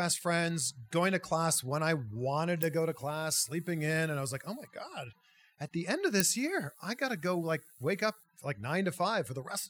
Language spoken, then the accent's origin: English; 60 miles from Peterborough, Ontario, Canada; There was a small TV station 60 miles from my hometown in a small town called Peterborough, Ontario.